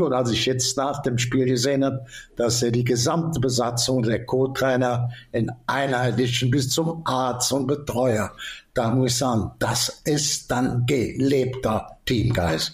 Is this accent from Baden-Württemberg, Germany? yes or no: no; Cologne, North Rhine-Westphalia, Germany; bin ja ein bisschen Kölscher ich bin in der Ecke groß geworden.